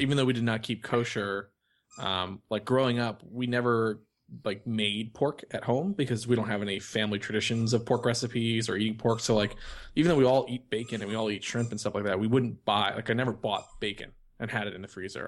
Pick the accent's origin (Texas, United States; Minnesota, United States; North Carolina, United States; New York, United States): New York, United States; I'm from New York and I'm Jewish and grew up on this stuff